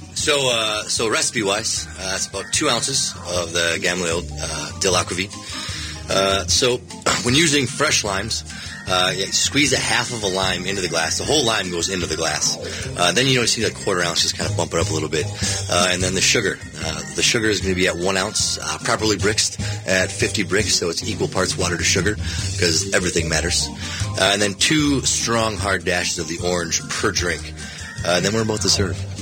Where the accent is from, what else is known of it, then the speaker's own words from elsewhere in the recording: Minnesota, United States; we're from Minnesota